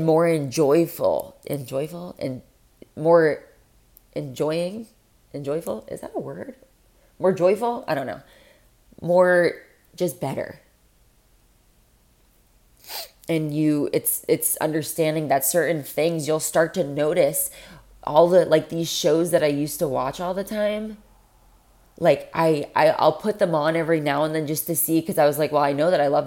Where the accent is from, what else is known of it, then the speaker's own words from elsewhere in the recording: Florida, United States; I'm from Florida.